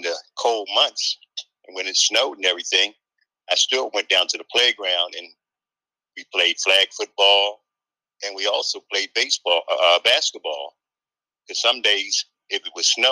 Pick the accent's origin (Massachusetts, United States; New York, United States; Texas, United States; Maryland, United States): Maryland, United States; Baltimore; growing up in Cherry Hill, I used to go to the rec center